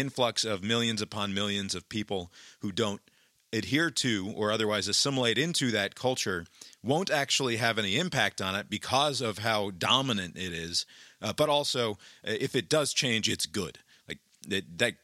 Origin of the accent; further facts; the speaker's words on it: United States; I'm an American